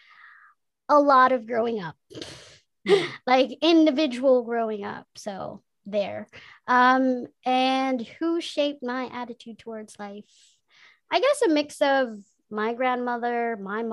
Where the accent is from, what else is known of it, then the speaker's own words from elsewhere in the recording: Manila, Metro Manila, Philippines; also born or lived in Bicol; after four, came to Manila and lived in places.